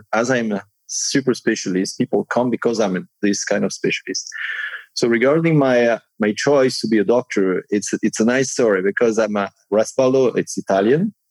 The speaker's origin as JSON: {"language": "English", "country": "Monaco", "tie": "born or raised there", "also_born_or_lived": "Nice, France / Cannes, France", "said": "I was born in Monaco"}